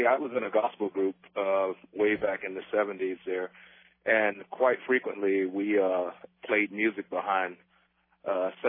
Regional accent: Jacksonville, Florida, United States; moved away; I'm from Jacksonville, Florida, originally.

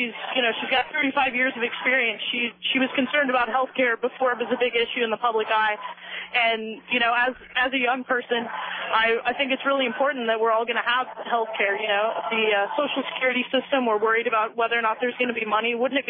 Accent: Dallas, Texas, United States; now in Austin, United States; Actually, I'm originally from Dallas, but I go to school here in Austin.

